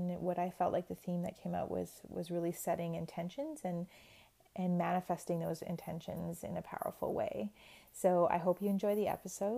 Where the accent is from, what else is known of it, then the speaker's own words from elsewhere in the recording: Rocky Bay First Nation, Ontario, Canada; now in Thunder Bay, Canada; I am an Anishinaabe woman from Rocky Bay First Nation in Ontario, and I'm currently living in Thunder Bay.